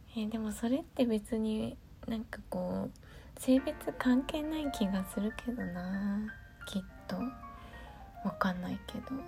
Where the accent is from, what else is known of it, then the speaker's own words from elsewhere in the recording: Gunma, Japan; 私の出身地である群馬県